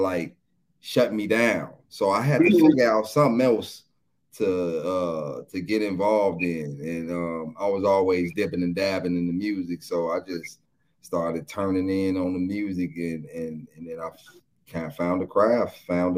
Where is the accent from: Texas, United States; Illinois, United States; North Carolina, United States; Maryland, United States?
Illinois, United States; Chicago; I'm from Chicago, east side of Chicago. You know what I'm saying? Technically the south side of Chicago, but east side of Chicago